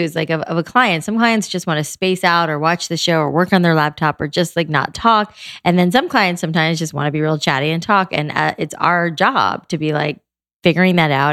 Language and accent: English; South Florida, United States; I grew up in South Florida